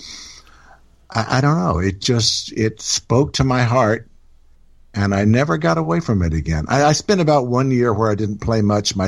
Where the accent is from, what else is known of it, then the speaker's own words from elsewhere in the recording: Houston or East Texas, United States; moved away as an adult; also born or lived in Louisiana / Memphis / Colorado / England; And then we moved back to Texas, which is where they were from. And so I grew up pretty much in Houston or East Texas, a little town called Hallsville, which had about 800 people in it.